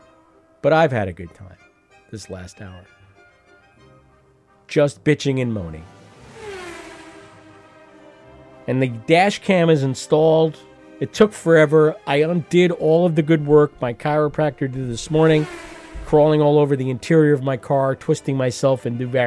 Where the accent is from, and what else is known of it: United States